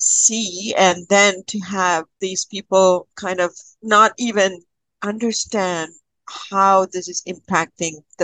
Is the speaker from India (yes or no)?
yes; Kerala, India; now in Canada; I was born and raised in Kerala, and my grandparents used to take me to this amazing temple.